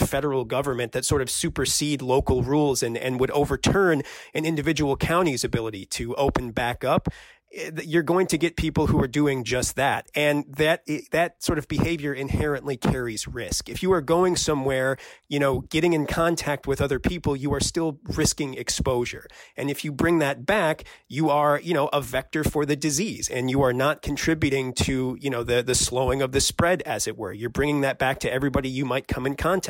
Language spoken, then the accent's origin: English; Michigan, United States; moved away; my home state of Michigan